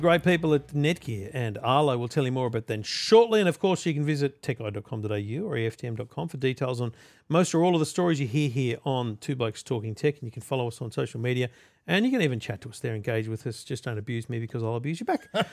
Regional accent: Redcliffe, Queensland, Australia; moved away; I grew up in Redcliffe and went to Huffy Bonk State School

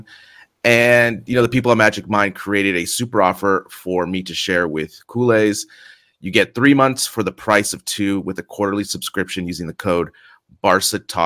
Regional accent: San Francisco, California, United States; now in Madrid, Spain; I'm from San Francisco

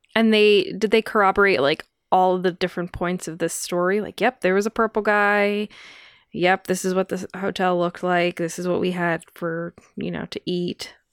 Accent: United States; growing up in America

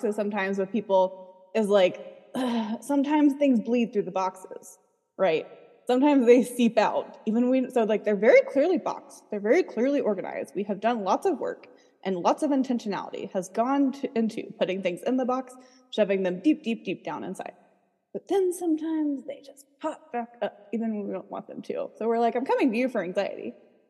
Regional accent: North Carolina, United States; I'm from North Carolina

